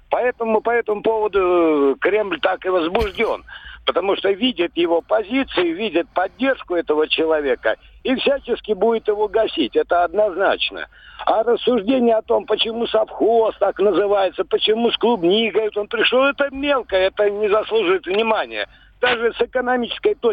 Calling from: Volgograd, Volgograd Oblast, Russia; из Волгограда и совершенно не согласен с позицией того Юрия, который звонил э, недавно.

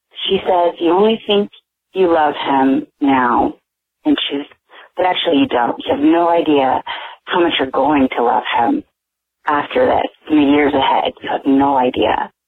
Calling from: California, United States; I'm calling from California

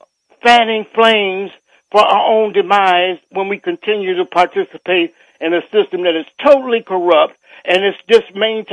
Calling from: Alexandria, Virginia, United States; I'd like to say hotel up to you and your guests and the PFW listening audience, and I'm calling from Alexandria, Virginia.

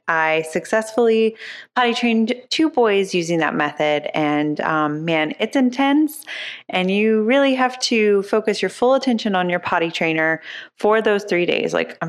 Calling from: Dayton, Ohio, United States; from Dayton

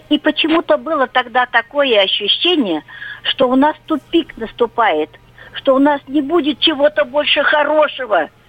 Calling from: Russia; Я из Тайского края. Мне 70 лет.

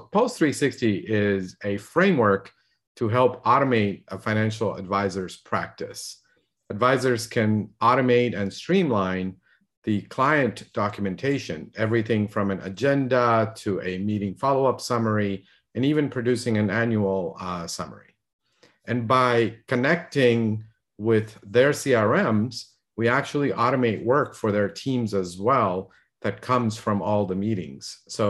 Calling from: California, United States; In sunny Southern California.

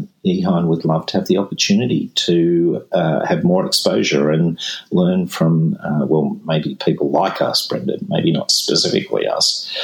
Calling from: Malaysia; from Malaysia.

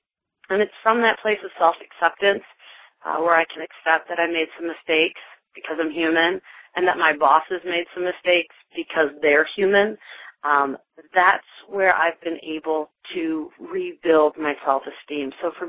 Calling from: Atlanta, Georgia, United States; from Atlanta, although I'm calling you from North Carolina this week.

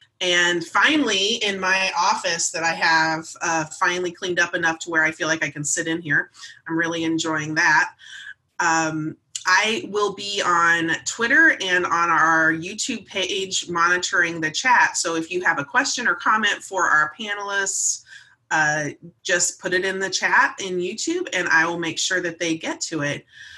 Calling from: Phoenix, Arizona, United States; I'm hailing from Phoenix today, where the temperature is inching its way back up to a typical Phoenix weather.

